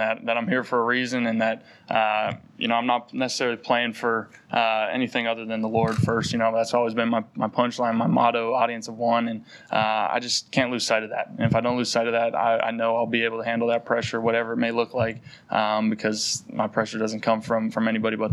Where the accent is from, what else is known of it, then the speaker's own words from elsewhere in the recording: North Dakota, United States; moved away; growing up in North Dakota